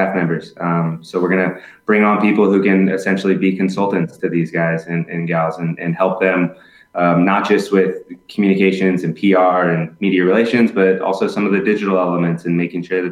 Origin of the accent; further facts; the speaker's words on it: Southern California, United States; now in Tampa, United States; I'm originally from Southern California